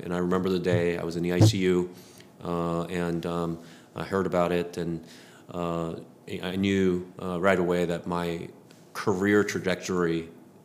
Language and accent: English; East Coast, United States; moved away as an adult; now in Texas, United States; we grew up in the East Coast.